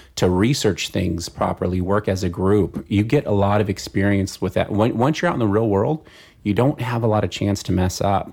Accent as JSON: {"language": "English", "area": "San Fernando Valley", "region": "California", "country": "United States", "tie": "born or raised there", "said": "San Fernando Valley."}